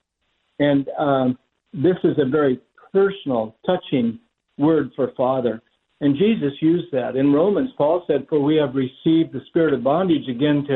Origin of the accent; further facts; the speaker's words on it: Oregon, United States; moved away; also born or lived in Southern California; I'm from Oregon.